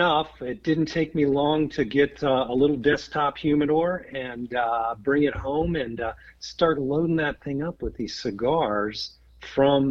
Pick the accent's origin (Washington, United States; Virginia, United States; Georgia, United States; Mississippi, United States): Virginia, United States; I am a Virginia native, grew up here right outside of D.C.